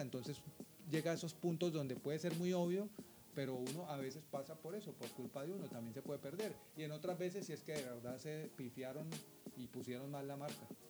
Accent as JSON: {"language": "Spanish", "region": "Bogotá", "country": "Colombia", "also_born_or_lived": "Villavicencio, Colombia", "said": "yo soy bogotano, Bogotá está a 2.600 metros de altitud"}